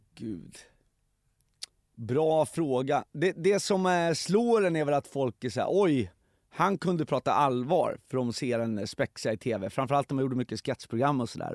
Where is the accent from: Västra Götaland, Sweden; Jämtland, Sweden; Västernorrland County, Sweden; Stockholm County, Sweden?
Stockholm County, Sweden; Stockholm; jag växte upp i Hässelby